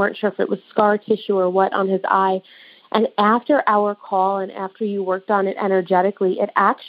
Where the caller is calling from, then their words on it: New York, United States; I'm calling in from New York, just outside the city.